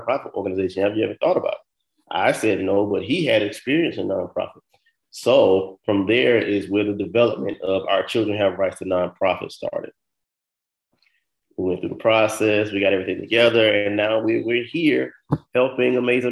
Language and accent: English; Florida, United States; moved away; also born or lived in New York / New Jersey; I'm from Florida.